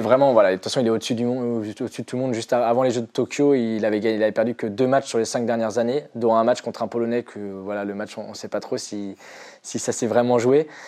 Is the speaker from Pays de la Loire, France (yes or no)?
yes; near Nantes, Pays de la Loire, France; je suis originaire de Loire-Atlantique à côté de Nantes